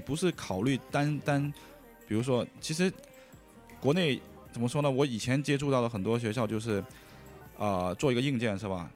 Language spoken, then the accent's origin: Chinese; Guangdong, China; Chinese is a second language; 广东人，所以英，那个普通话不是太好